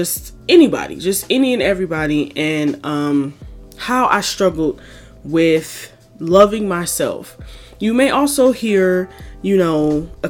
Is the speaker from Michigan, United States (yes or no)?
yes; Detroit, Michigan, United States; moved away as an adult; now in Chicago, United States; I am from Detroit, Michigan, born and raised on the east side